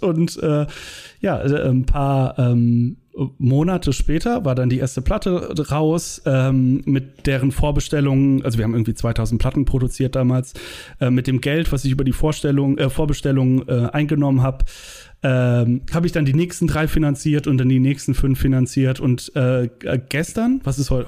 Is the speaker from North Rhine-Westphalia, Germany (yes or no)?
yes; Langenfeld, North Rhine-Westphalia, Germany; Langenfeld, da wo ich herkomme, zwischen Köln und Düsseldorf